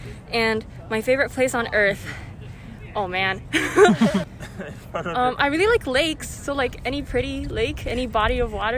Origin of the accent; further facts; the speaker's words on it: Tokyo, Japan; I'm from Tokyo, but I really enjoy Maine.